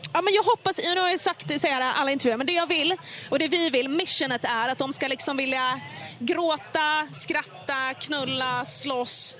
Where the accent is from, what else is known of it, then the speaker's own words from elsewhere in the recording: Finland; jag är ändå finne